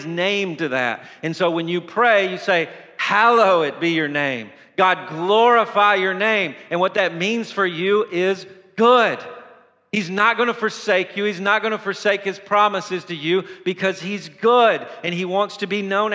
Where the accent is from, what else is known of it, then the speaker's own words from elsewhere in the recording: Lewisburg, Tennessee, United States; growing up in Lewisburg, Tennessee